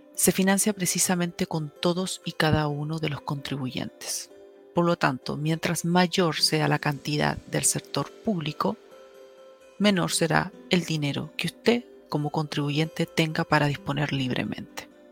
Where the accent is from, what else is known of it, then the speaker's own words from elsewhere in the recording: Chile; las herramientas que nosotros tenemos como chilenos